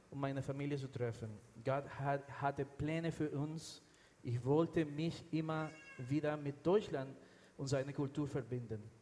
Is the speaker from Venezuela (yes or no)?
yes; Venezuela; born there; also born or lived in United States; Ich, ich, habe, ich bin in Venezuela geboren. Ich habe dann, dann in den USA studiert und alle unsere Kinder sind dort geboren und sind Amerikaner. Wir haben in Miami gelebt, das war schön, heiß.